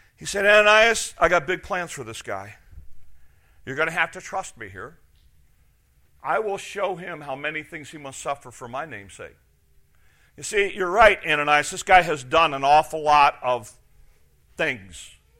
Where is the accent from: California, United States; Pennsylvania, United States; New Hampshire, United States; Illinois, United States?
Illinois, United States; Chicago; moved away as an adult; also born or lived in Wisconsin; I was from Chicago area